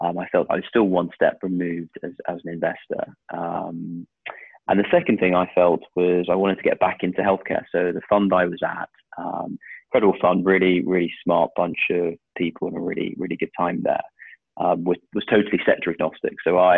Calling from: South West England, United Kingdom; I'm calling you from Devon, slightly overcast, slightly rainy Devon

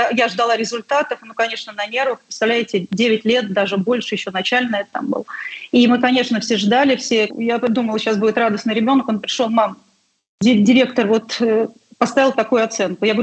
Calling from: Saint Petersburg, Russia; Э, уже сказали, что я из Санкт-Петербурга

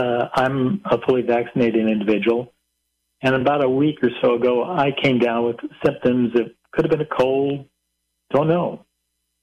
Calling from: Idaho, United States; I'm calling from Idaho

